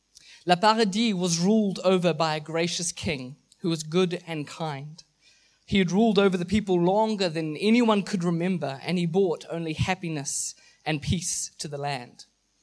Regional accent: Mozambique; I grew up in Mozambique where my parents were missionaries for 20 years. I grew up in a very, very rural part of the country.

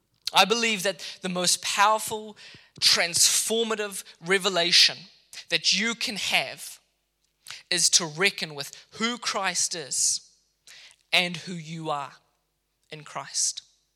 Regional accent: Mozambique; now in Kenya; When I lived in Kenya, I was educated in Kenya after growing up in Mozambique. I went to a boarding school there for a number of years.

